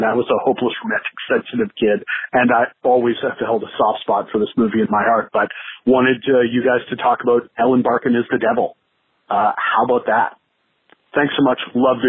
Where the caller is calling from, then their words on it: St. Thomas, Ontario, Canada; I'm calling from St. Thomas, Ontario in Canada.